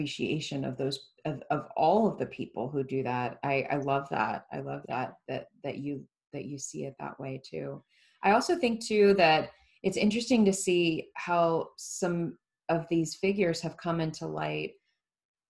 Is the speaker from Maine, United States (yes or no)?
no; Florida, United States; growing up in Florida, where it was that way